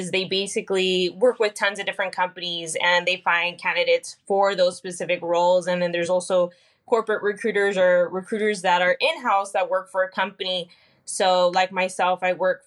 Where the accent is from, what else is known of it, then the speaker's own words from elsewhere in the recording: Fresno, California, United States; also born or lived in Selma, California; I was born and raised kind of in the Fresno area. Grew up a little bit in Fresno and then moved off to Selma, California, which isn't too far from Fresno.